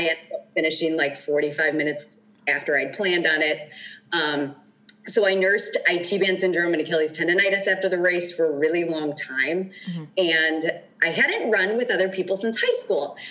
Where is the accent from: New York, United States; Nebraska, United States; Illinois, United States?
Illinois, United States; Chicago; I grew up in the Chicagoland area